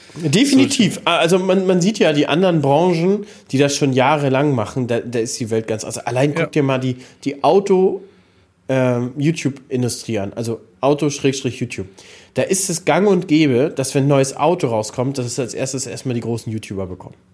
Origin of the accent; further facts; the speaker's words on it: Mecklenburg-Vorpommern, Germany; bei uns in MV